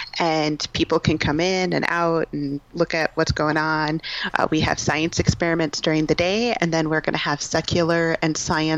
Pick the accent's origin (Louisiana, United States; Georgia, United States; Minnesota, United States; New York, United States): Minnesota, United States; I'm from Minnesota